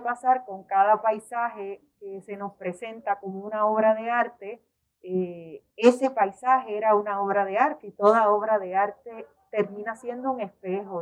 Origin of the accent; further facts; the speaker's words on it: Puerto Rico; en nuestra crianza, eh, como puertorriqueños, como caribeños